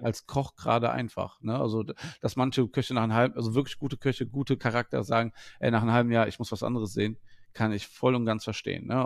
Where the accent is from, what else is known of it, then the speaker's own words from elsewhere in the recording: Wuppertal, North Rhine-Westphalia, Germany; ich komme aus, ursprünglich aus Wuppertal